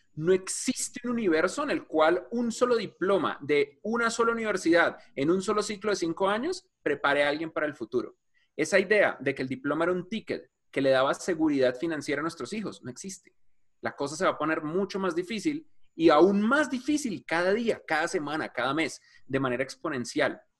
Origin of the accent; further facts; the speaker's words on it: Bogotá, Colombia; yo crecí en Suba, que es un barriecito en la esquina de Bogotá